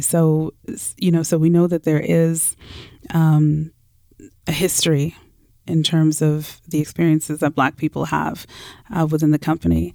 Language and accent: English; Toronto, Ontario, Canada; moved away as an adult; now in Vancouver, Canada; born and raised in Toronto